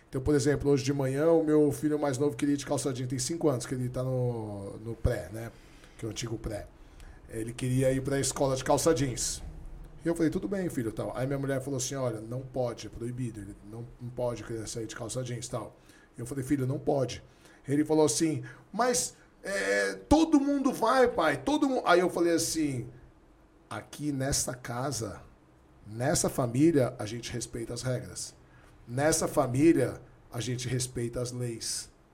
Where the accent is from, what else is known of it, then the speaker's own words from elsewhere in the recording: São Paulo, Brazil; also born or lived in Santos; A gente foi criado até 10, 12 anos no Bexiga, fomos embora para Santos